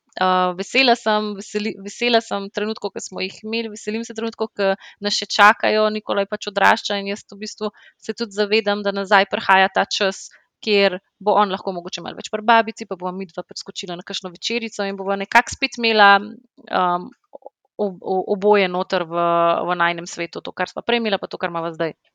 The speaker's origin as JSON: {"language": "Slovenian", "country": "Slovenia", "also_born_or_lived": "London", "moved": "as an adult", "said": "smo se vrnili v Slovenijo"}